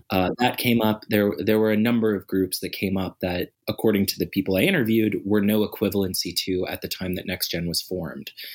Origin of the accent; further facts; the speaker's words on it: Nova Scotia, Canada; also born or lived in Calgary; now in Edmonton, Canada; I'm originally from Nova Scotia